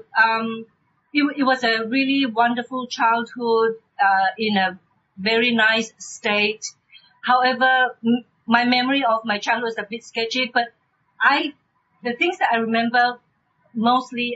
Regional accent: Sabah, Malaysia; moved away as an adult; also born or lived in New Zealand; now in Australia; I live in Australia now, but I come from Malaysia, from the state of Sabah

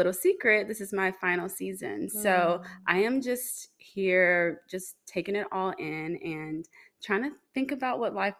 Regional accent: Shreveport, Louisiana, United States; moved away as an adult; now in Dallas, United States; I'm in Dallas now, but I didn't start here, obviously. I'm from Shreveport, Louisiana, mm-hmm. and that is where the majority of my family is.

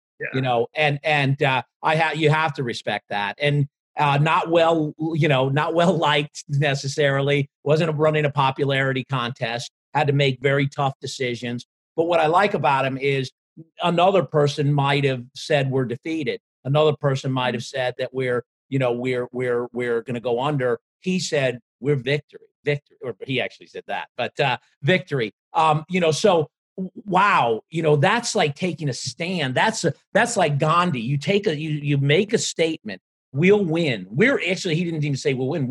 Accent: Ireland; as an Irishman

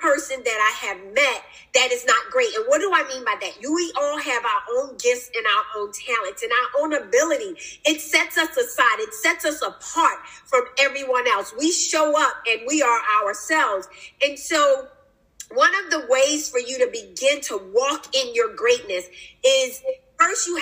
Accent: Philadelphia, Pennsylvania, United States; now in Newport News, United States; my upbringing, I'm from Philadelphia, Pennsylvania, grew up there, but now I reside

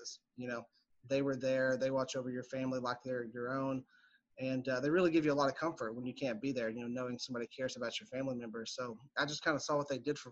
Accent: Pikeville, Kentucky, United States; moved away as an adult; also born or lived in Richmond, Kentucky; now in Lexington, United States; I'm from Eastern Kentucky, Pikeville to be exact. It's just kind of I guess it's probably a large town in Eastern Kentucky, but a small town as things go. And grew up there

